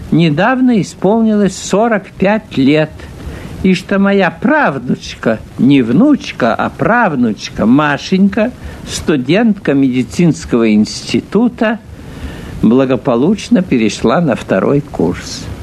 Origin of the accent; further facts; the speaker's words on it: Saint Petersburg, Russia; born there; Когда я родился в Петербурге, у пяти углов – неподалеку от Владимирской церкви